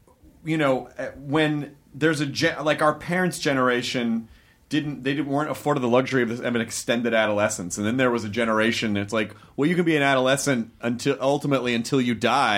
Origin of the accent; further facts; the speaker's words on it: Memphis, Tennessee, United States; also born or lived in various places; Well, I grew up in a lot of places, but primarily Memphis, Tennessee. But my family moved a lot.